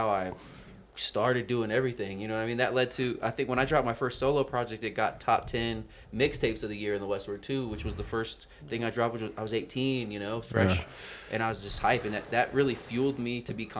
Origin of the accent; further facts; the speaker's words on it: Grand Junction, Colorado, United States; also born or lived in Phoenix, Arizona; now in Denver, United States; I was born in Grand Junction and lived over in the west side of Colorado for a while